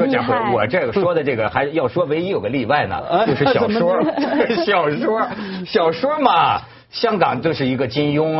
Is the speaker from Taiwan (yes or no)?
no; China; 也就是说，我觉得就是你大陆，我作为大陆人，我可以这么讲，你也甭嘚瑟